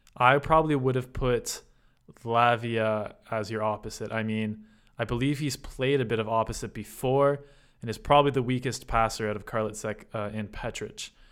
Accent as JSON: {"language": "English", "country": "Canada", "said": "You know me as a Canadian"}